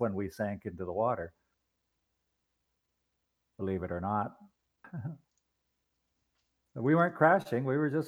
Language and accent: English; Canada; I'm Canadian.